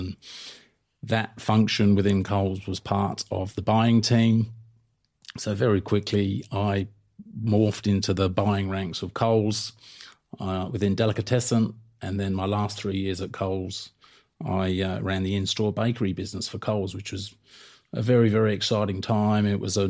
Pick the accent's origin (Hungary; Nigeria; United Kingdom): United Kingdom; England; moved away as an adult; now in Australia; So I travelled right across Europe, given I grew up in England. I worked in Portugal and France and just had an absolute great time. And then the next logical location to visit was Australia, as you do, as a POM.